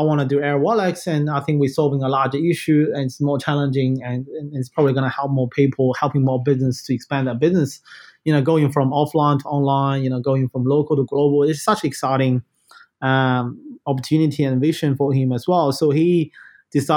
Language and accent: English; Qingdao, Shandong, China; moved away; also born or lived in Australia / London / Hong Kong / Beijing; I was born in Tsingtao in China.